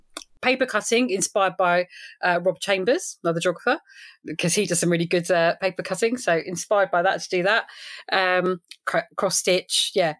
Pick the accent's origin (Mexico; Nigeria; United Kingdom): United Kingdom; Edgware, London; But I'm a Londoner, really. Born and bred Northwest London. So, yeah.